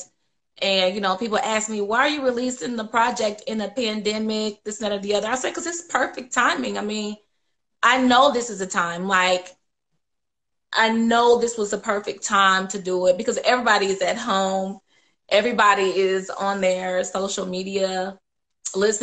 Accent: Indiana, United States; I grew up in Indiana my whole life

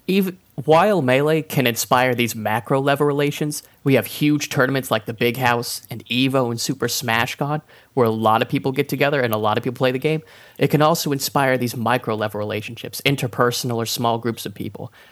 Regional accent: South Carolina, United States; born or raised there; also born or lived in Boone, North Carolina

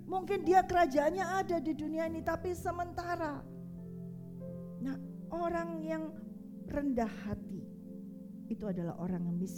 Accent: Surabaya, East Java, Indonesia; accent: Surabaya; Saya ini orang Surabaya. Kalau suruh ngomong seperti orang Solo, orang Jawa Tengah nggak bisa. Orang Surabaya ngomongnya bang bang bang bang kasar seperti itu. Ya bahasa saya itu bahasa Surabaya seperti itu.

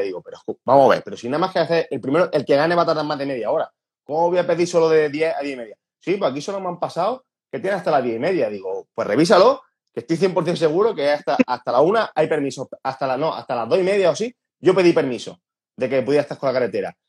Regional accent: Andalusia, Spain; accent: Andalusian; Yo, a ver, soy andaluz, se me nota mucho el acento

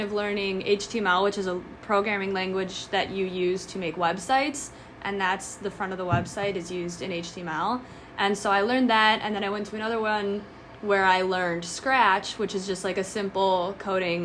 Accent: Burbank, United States; I grew up in Burbank all my life.

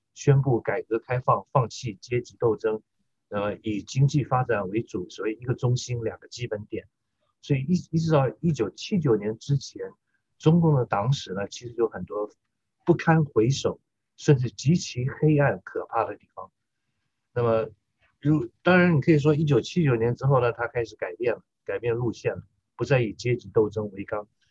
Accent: Taiwan; 我在台湾长大的受中华文化教育以及反共爱国教育的我这一代的中国人来说的话，我们是台湾的中国人

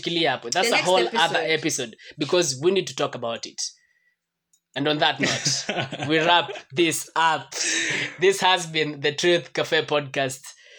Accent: Kenya; But as a Kenyan.

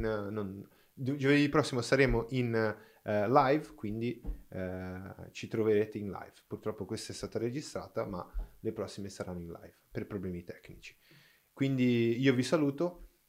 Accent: Brazil; Italian is a second language; moved away; sono brasiliano

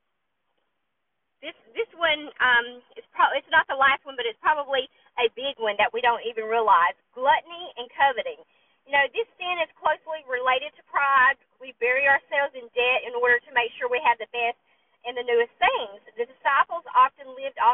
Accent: the South, United States; I'm from the South, and there's an unspoken rule here

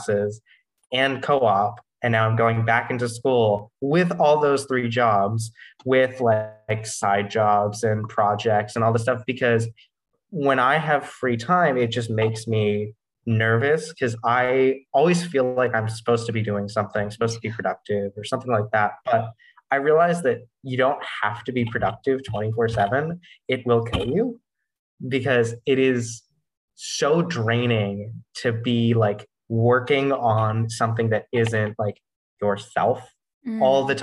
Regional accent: Newton, Massachusetts, United States; I'm actually from Newton, Massachusetts

